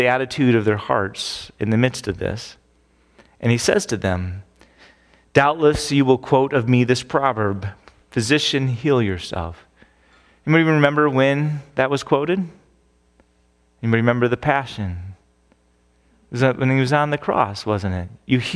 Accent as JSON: {"language": "English", "town": "Phoenix", "region": "Arizona", "country": "United States", "tie": "born or raised there", "moved": "yes", "said": "I grew up in Phoenix"}